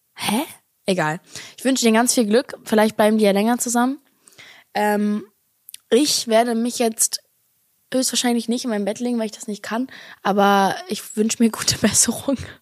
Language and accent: German; Berlin, Germany; als Berliner Girl